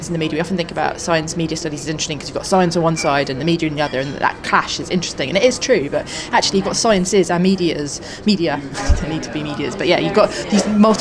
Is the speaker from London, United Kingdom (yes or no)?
yes; London, United Kingdom; I grew up in North London in the 80s